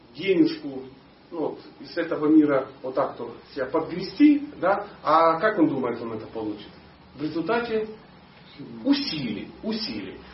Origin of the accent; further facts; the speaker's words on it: Dnipro, Dnipropetrovsk Oblast, Ukraine; Я родился в Днепропетровске